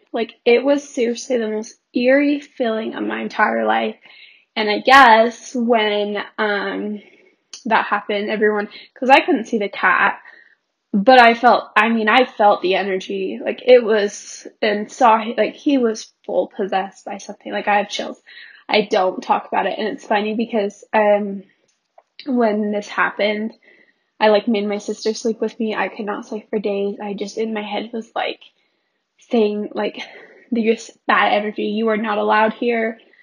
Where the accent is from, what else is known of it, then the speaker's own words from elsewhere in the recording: Pleasant Grove, Utah, United States; I grew up in Pleasant Grove, Utah